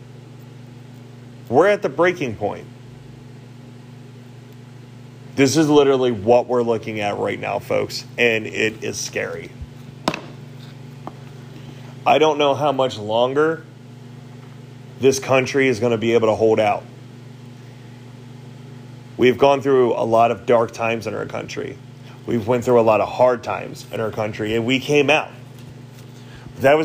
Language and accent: English; United States; I am an American. I'm an American citizen